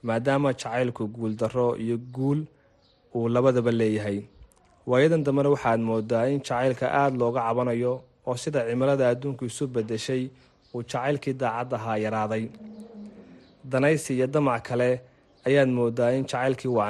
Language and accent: Somali; Hargeisa, Maroodi Jeex, Somalia; born or raised there